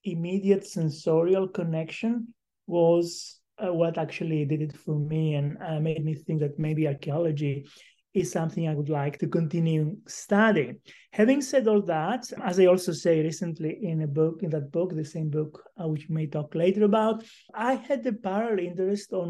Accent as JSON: {"language": "English", "region": "Crete", "country": "Greece", "tie": "born or raised there", "moved": "yes", "said": "I was born on the island of Crete some time ago"}